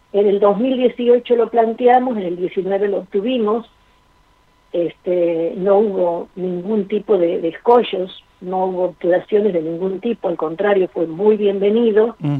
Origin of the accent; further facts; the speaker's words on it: Argentina; nosotros como país, como Argentina, tiene una sólida cultura política